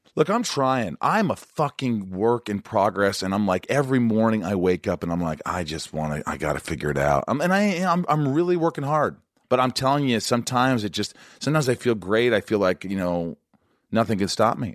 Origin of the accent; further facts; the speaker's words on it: Indiana, United States; moved away as an adult; also born or lived in Kentucky / New York; I grew up in Indiana.